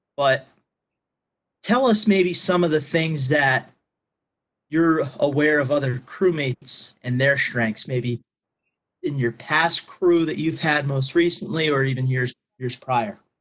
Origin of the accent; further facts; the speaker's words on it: Pennsylvania, United States; I'm from Pennsylvania